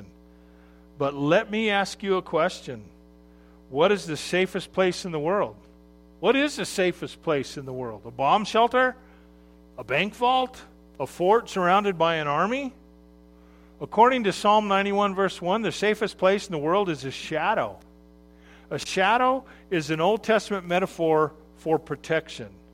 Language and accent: English; Arizona, United States; when I grew up in Arizona